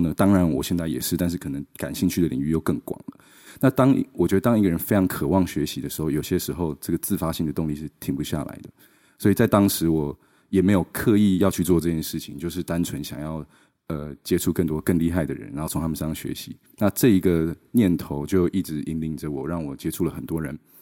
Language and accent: Chinese; Taichung, Taiwan; moved away as an adult; also born or lived in Seattle, United States / London, United Kingdom; 我是台中小孩，我在台中长大的，然后呢，就在十八岁的时候，就是二零零八年，然后我去了美国念华盛顿大学